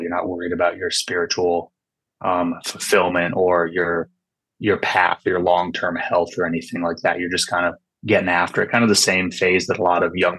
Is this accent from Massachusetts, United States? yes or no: no; California Bay Area, United States; also born or lived in Washington; I was born in Washington, but I grew up in California Bay Area.